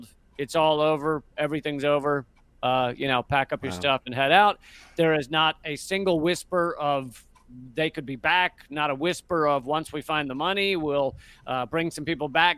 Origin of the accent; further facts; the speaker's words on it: United States; I'm an American in America, writing about American news